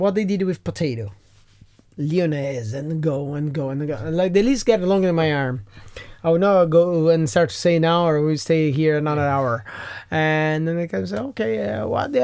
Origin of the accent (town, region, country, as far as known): Brazil; now in Ireland